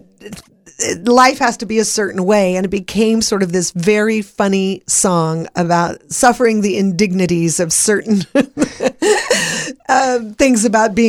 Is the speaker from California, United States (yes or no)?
yes; Los Angeles, California, United States; I grew up in the Hollywood Hills and I could see the Hollywood sign on my way to my friend's house